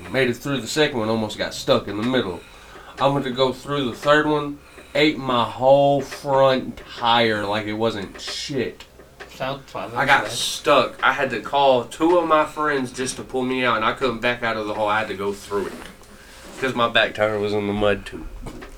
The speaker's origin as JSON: {"language": "English", "town": "Marshall", "region": "Texas", "country": "United States", "moved": "yes", "said": "I am from Texas. Marshall, Texas. It is 12 hours away"}